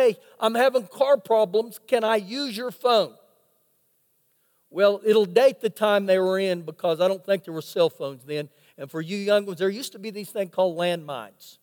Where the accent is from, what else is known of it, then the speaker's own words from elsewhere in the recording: Oklahoma, United States; now in Lubbock, United States; I was born in Oklahoma.